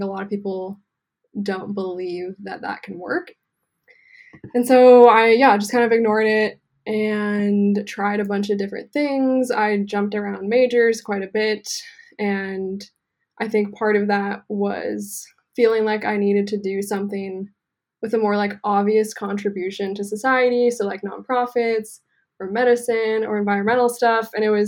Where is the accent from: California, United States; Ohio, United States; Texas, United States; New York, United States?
California, United States; Santa Cruz; I grew up in Santa Cruz.